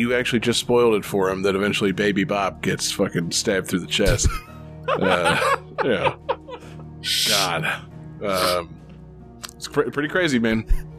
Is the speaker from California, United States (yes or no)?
no; Florida, United States; yeah, we're all from Florida.